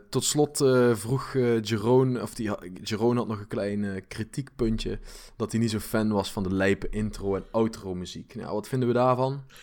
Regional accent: Limburg, Netherlands; accent: Limburg; ik heb een limburg accent

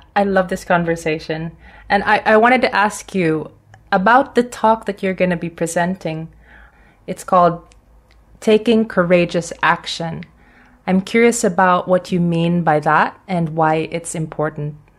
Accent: Philippines; I'm from the Philippines

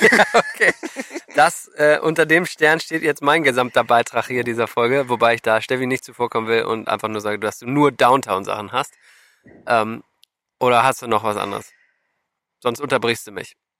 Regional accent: Germany; als Deutsche

